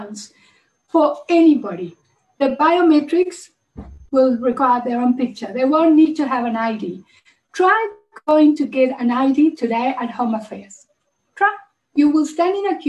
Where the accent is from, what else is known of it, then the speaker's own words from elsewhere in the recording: Uruguay; now in South Africa; I'm originally from Uruguay. I send money to my family in South America